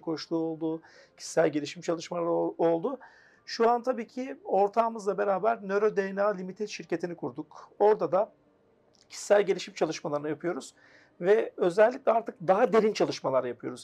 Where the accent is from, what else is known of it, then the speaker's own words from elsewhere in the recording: Afyonkarahisar, Turkey; 1983 Afyon, Karahisar doğumluyum. Ee, üniversite öğrenimi Afyon'da yaptım kendi memleketimde.